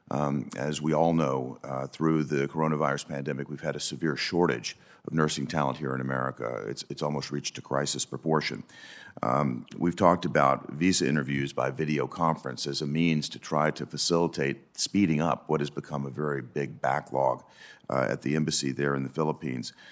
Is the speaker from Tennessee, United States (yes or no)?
yes; Tennessee, United States; As you know, my home state of Tennessee uh, is a hub of hospital management, and we see the problem uh, probably more clearly than any other state in the nation.